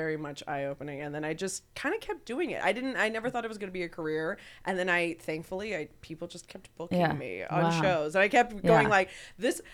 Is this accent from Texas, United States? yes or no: yes; Texas, United States; now in Los Angeles, United States; I love Texas. I'm glad I grew up there